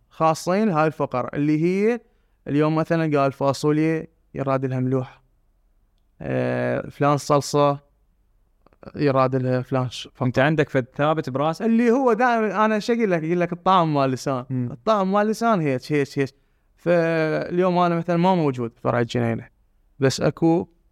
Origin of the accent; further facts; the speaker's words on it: Basra Governorate, Iraq; وانا ابن البصره